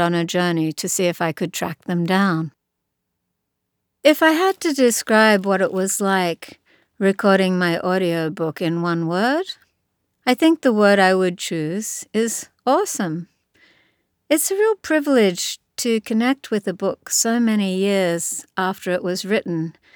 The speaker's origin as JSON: {"language": "English", "town": "Sydney", "region": "New South Wales", "country": "Australia", "tie": "born or raised there", "said": "when I was a kid myself growing up in Sydney, Australia."}